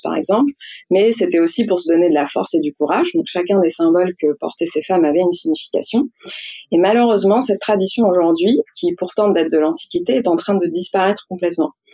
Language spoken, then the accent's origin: French; Algiers, Algiers Province, Algeria; moved away as an adult; now in France; je suis née j'ai grandi en Algérie, à Alger précisément, avant de venir m'installer en France pour faire mes études.